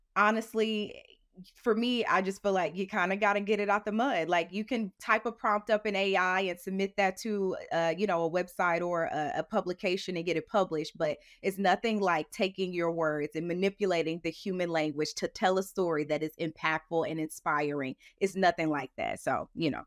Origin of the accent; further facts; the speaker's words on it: St. Louis, Missouri, United States; moved away as an adult; also born or lived in Houston, Texas; growing up in Saint Louis, I grew up in a low income community